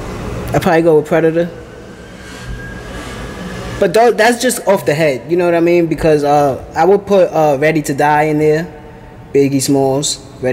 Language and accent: English; United States; also born or lived in Puerto Rico; I was born in Puerto Rico, but I came to America when I was 2 years old. So I grew up here basically